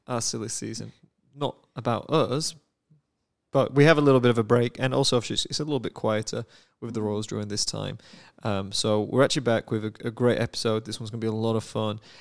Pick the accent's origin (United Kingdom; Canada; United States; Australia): United Kingdom; I'm a Brit